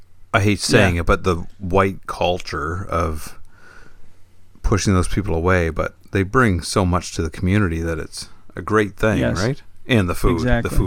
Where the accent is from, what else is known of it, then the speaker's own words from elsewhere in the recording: British Columbia, Canada; I am Canadian.